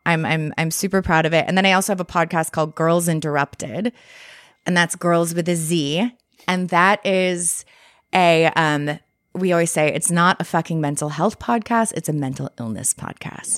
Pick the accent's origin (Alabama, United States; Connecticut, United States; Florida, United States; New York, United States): Connecticut, United States; Westport; moved away; also born or lived in Montclair, New Jersey; I grew up in Westport, Connecticut.